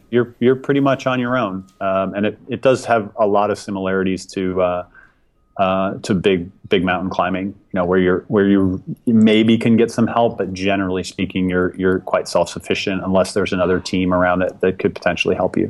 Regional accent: Chicago, Illinois, United States; now in Seattle, United States; I grew up in the Chicago area sailing on Lake Michigan

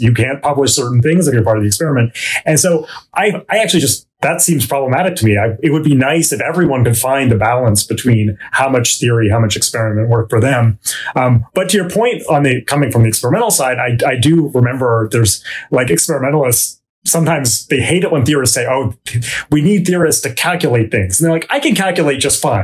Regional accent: Vancouver, British Columbia, Canada; moved away; I grew up in uh, Vancouver, British Columbia, Canada.

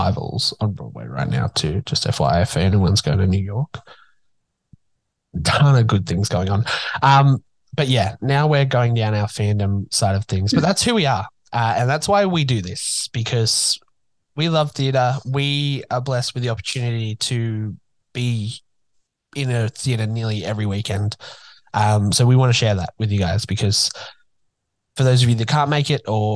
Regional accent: Newcastle, New South Wales, Australia; it's coming to my hometown. First professional production in Newcastle in forever

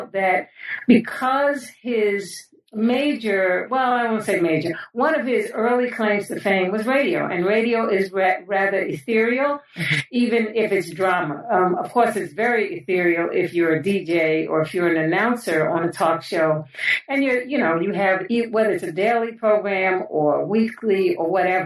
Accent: New York City, New York, United States; I was born and raised in New York City, in the Bronx specifically

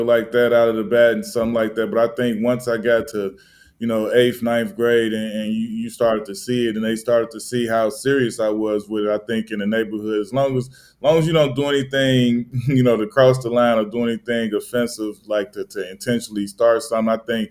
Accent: Chicago, Illinois, United States; moved away as an adult; also born or lived in Los Angeles / New York; I'm from the South Side, from the 100s to the Roseland area, 115th Parnell. right there. Went Whistler Elementary School

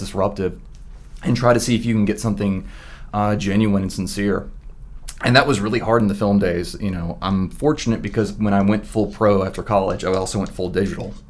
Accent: Memphis, Tennessee, United States; moved away as an adult; I'm originally from Memphis, Tennessee

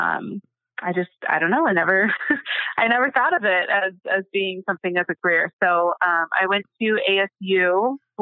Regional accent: Phoenix, Arizona, United States; So I grew up in Arizona in the Phoenix area. I basically have lived here my whole life

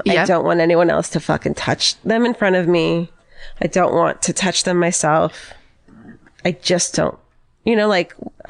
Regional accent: Santa Rosa, California, United States; I'm from Santa Rosa.

